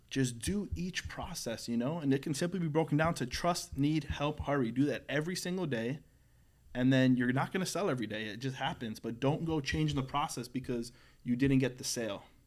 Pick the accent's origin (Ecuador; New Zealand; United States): United States; St. Cloud; I was raised in Saint Cloud for twenty years